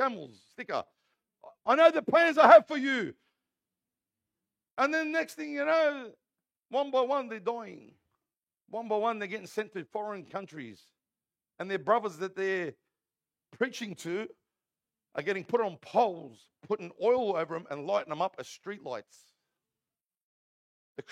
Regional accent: Parramatta, New South Wales, Australia; I'm an Aussie, born and bred here in Parramatta Hospital. I was born in the old Parramatta Hospital.

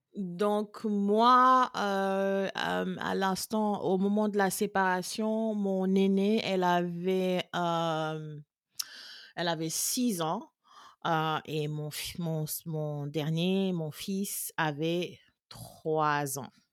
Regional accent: Senegal; moved away as an adult; now in Austin, United States; Je suis sénégalaise. Je suis basée à Austin, euh, au Texas. Depuis, j'habite aux États-Unis depuis depuis 14 ans.

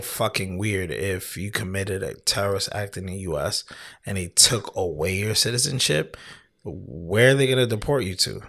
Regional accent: United States; also born or lived in Canada; when I was, like, seven or eight, we moved back to the U S. And then I've been here ever since

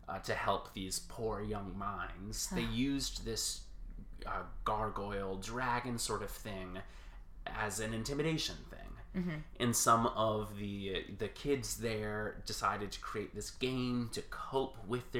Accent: right outside of New Haven, Connecticut, United States; moved away; I'm originally from Connecticut, right outside of New Haven

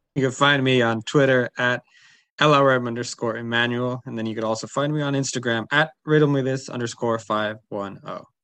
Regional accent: Berkeley, California, United States; also born or lived in Oakland; I was born in Oakland and raised in Berkeley

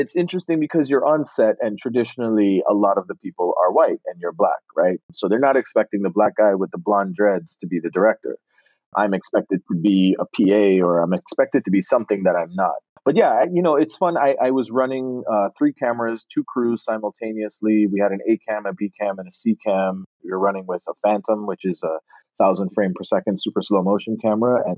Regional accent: Barbados; accent: Bajan; also born or lived in Connecticut; now in Los Angeles, United States; growing up in Barbados was the best upbringing you could have had, especially at the time that I was raised there.

